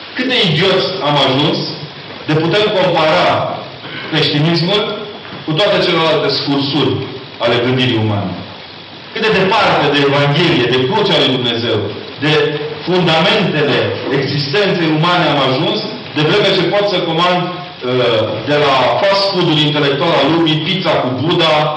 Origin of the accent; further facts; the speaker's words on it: Transylvania, Romania; Ca ardelean